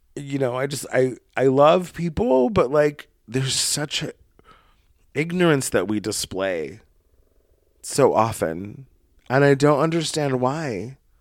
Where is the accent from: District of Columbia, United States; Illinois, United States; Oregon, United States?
Oregon, United States; Brookings; moved away; my hometown of Brookings, Oregon